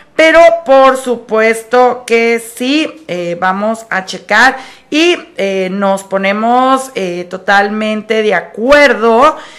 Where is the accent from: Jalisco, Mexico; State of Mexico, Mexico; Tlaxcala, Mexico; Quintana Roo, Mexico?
Jalisco, Mexico; Guadalajara; los tapatíos que somos mexicanos